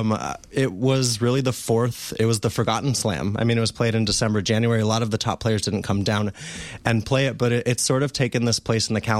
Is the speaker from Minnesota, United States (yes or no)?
no; Montana, United States; when I was a little kid growing up in Montana in the United States